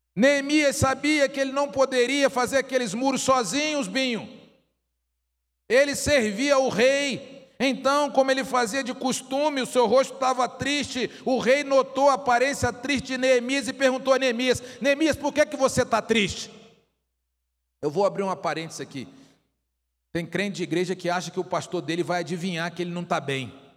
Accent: Rio de Janeiro, Brazil; moved away; um termo lá da minha terra que o irmão Elias conhece bem, que é carioca

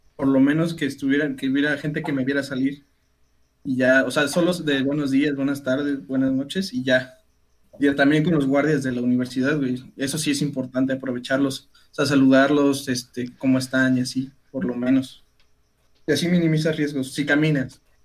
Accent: Teziutlán, Puebla, Mexico; lo que nosotros conocemos como bolillo aquí en Teciutlán

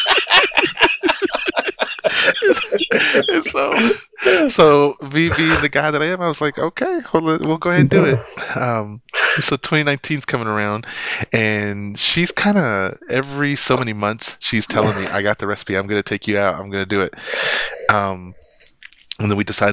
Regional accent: Lubbock, Texas, United States; It's back in my hometown, Lubbock, Texas

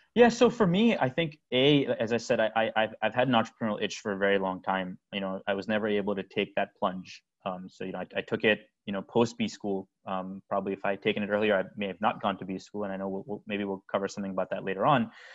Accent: United States; also born or lived in India; my my whole family, everyone's here. You know, we're we're we're, we're American

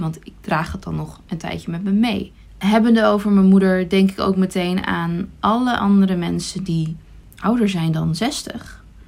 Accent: Iran; now in Netherlands; geboren in Iran

